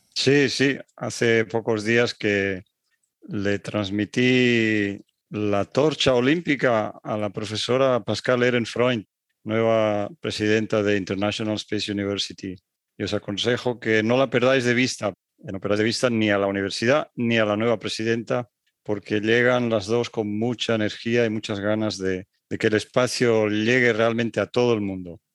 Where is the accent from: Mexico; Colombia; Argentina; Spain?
Spain; Barcelona, Catalonia; moved away as an adult; also born or lived in Paris, France / Strasbourg, France / Netherlands; En la época en la que yo viví y me crié en España no era fácil salir fuera